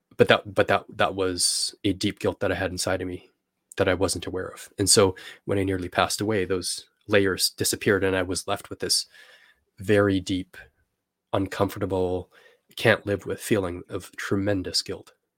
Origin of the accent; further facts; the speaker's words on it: Canada; I'm from Canada